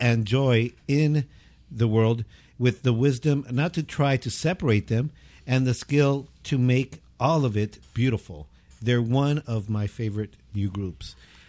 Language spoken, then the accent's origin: English; Baldwin Park, California, United States; I'm from Baldwin Park.